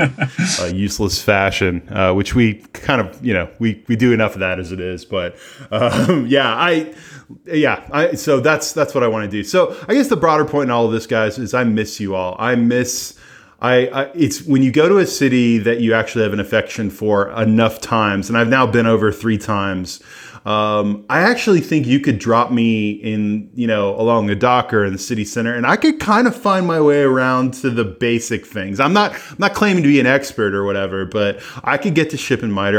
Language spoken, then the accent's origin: English; United States; I'm an American